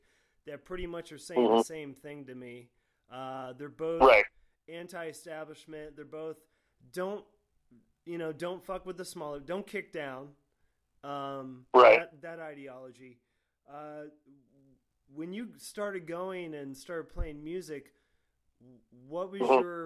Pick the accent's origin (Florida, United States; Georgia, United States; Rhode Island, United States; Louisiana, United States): Florida, United States; also born or lived in New Hampshire; I grew up in Florida. I'm originally from New Hampshire, but I moved down here super young.